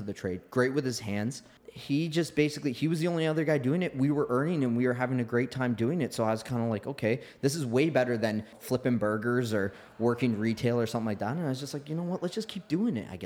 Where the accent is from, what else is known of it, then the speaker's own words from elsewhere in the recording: Oakville, Ontario, Canada; growing up in Oakville